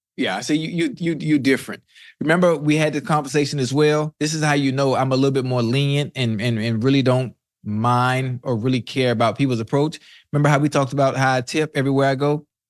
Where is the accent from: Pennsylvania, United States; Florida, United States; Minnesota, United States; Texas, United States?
Florida, United States; Miami; I'm from Miami